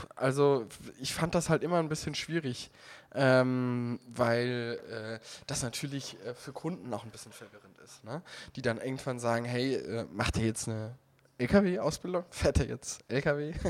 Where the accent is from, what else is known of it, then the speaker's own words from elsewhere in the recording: Heiligenroth area, Rhineland-Palatinate, Germany; moved away; in meiner Heimat Diskussionen um dieses Stückchen Wald da in Heiligenroth